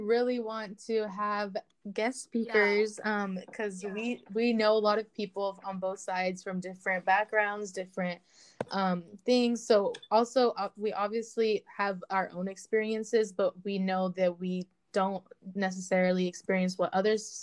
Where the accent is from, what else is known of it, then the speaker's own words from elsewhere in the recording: United States; I'm Mexican American